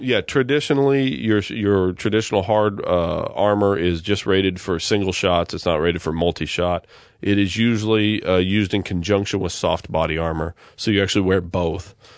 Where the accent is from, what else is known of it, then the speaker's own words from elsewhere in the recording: United States; I'm American